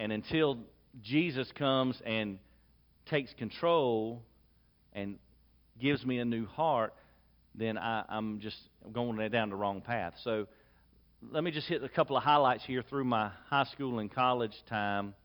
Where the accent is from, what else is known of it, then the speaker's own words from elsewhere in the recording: Lexington, South Carolina, United States; I was born in 1972 in Lexington, South Carolina, to parents who prioritized going to church